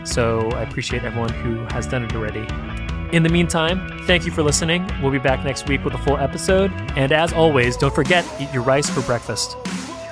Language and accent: English; Bay Area, California, United States; growing up in California and in the Bay Area